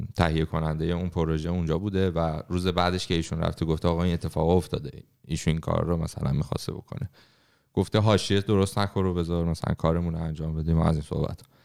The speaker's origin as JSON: {"language": "Persian", "country": "Iran", "tie": "born or raised there", "moved": "yes", "said": "توی محیطی که بزرگ شدیم توی ایران"}